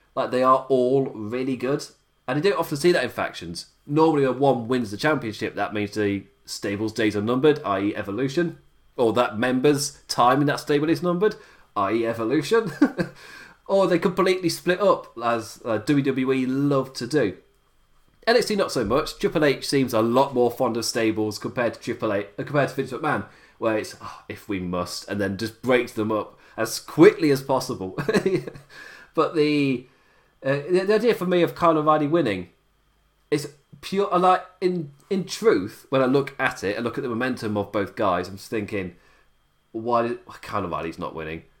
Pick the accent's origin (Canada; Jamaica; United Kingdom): United Kingdom; England; I am being English and I operate on English time